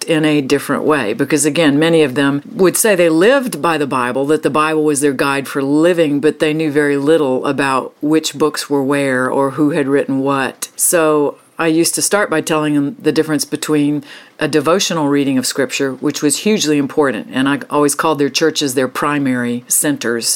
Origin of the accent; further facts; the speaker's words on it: the South, United States; I come from the South, so students emerged from a thick cultural experience of Christianity.